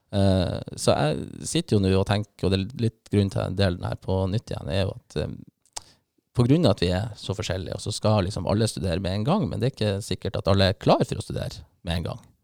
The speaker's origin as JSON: {"language": "Norwegian", "town": "Bodø", "region": "Nordland", "country": "Norway", "also_born_or_lived": "Bergen", "said": "så er jeg bodøværing"}